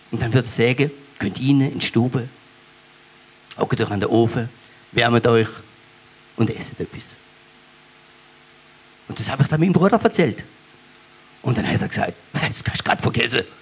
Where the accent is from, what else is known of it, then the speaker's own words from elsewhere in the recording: Baden-Württemberg, Germany; accent: Alemannic; Ähm, ich bin auf dem Hotzerwald, auf dem Bauernhof groß geworden mit vier mittleren Geschwistern.